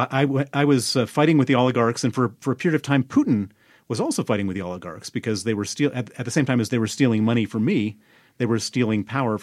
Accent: Chicago, Illinois, United States; also born or lived in Princeton, New Jersey; So I was born in Princeton, New Jersey, brought up in Chicago, but I come from a very unusual American family.

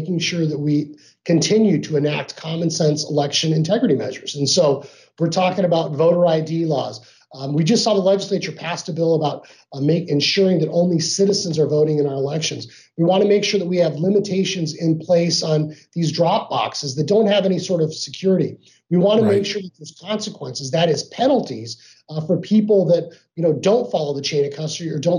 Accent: Arizona, United States; I grew up here in Arizona

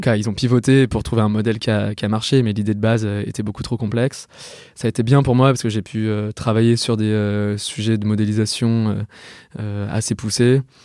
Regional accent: Lyon, Auvergne-Rhône-Alpes, France; moved away as an adult; also born or lived in Yvelines; je viens de Lyon. J'ai fait euh, toute ma scolarité à Lyon jusqu'à ma prépa

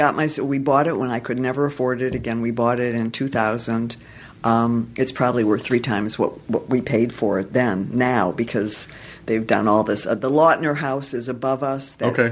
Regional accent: Detroit, Michigan, United States; now in Los Angeles, United States; I'm from Detroit originally.

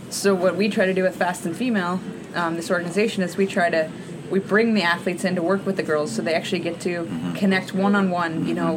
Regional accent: Alaska, United States; growing up in Alaska, where we have six months of winter

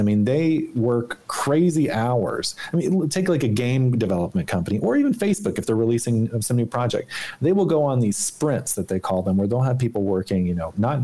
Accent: Arkansas, United States; moved away; when I grew up in Arkansas

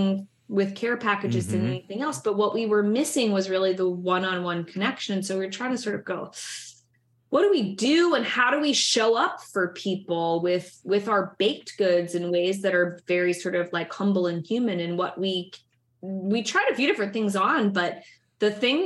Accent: Midwest, United States; now in New York, United States; I grew up in the Midwest and in the suburbs.

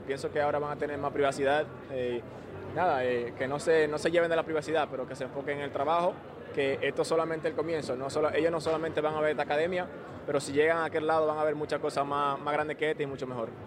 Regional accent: Dominican Republic; de estar aquí en mi país

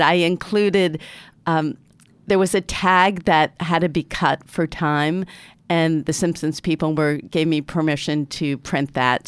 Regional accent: Newton, Massachusetts, United States; I'm from Newton, Massachusetts, which is arguably the most liberal city in the most liberal state

